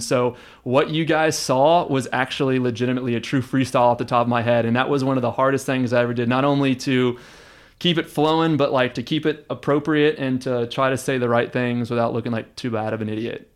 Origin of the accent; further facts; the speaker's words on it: Houston, Texas, United States; also born or lived in Austin, Texas; I was born and raised in Houston, but, uh, I've spent six years in Austin, and, uh, I consider this to be home